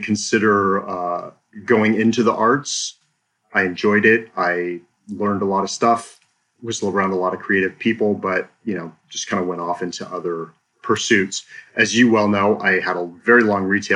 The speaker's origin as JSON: {"language": "English", "town": "Seattle", "region": "Washington", "country": "United States", "tie": "born or raised there", "also_born_or_lived": "Blaine, Washington", "said": "So I'm a native of Washington State. I was born and raised in the Seattle area."}